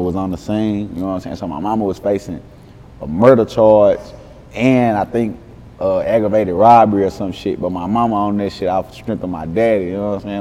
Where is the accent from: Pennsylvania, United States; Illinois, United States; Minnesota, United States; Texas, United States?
Texas, United States; Dallas; I'm from West Dallas